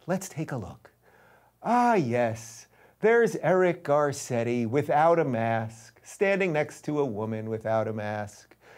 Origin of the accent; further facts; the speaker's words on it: New York, United States; I'm a New Yorker